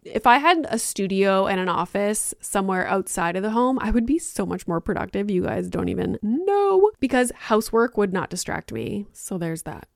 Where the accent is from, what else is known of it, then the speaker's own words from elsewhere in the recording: Northern Ontario, Canada; I grew up in Northern Ontario